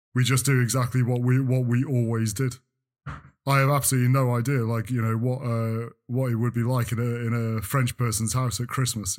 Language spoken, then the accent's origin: English; North Wales, United Kingdom; I grew up in North Wales